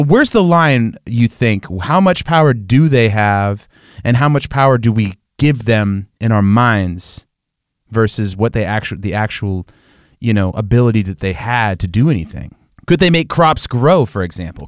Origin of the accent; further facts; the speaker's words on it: United States; we as American Christians